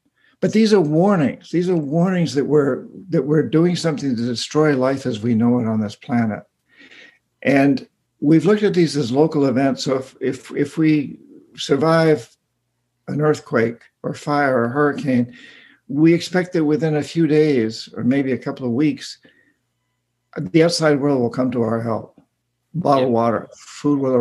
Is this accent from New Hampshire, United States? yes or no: yes; New Hampshire, United States; I grew up in rural New Hampshire. I grew up in New Hampshire